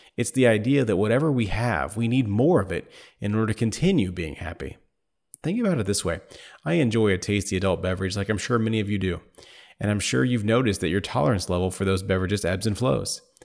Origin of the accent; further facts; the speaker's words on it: Indiana, United States; moved away as an adult; outside my home state of Indiana